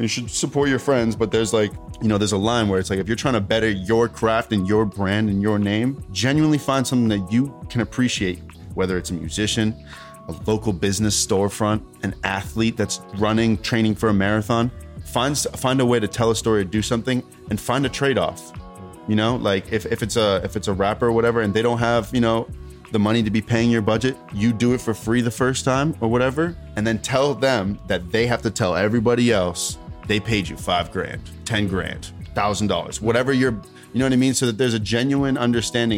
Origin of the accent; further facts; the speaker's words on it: Melrose, Massachusetts, United States; also born or lived in Roxbury; I'm from Melrose originally